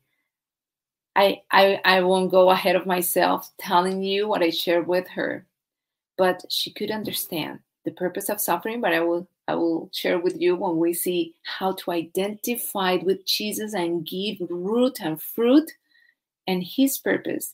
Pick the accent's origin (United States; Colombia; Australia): Colombia; I'm from Colombia, South America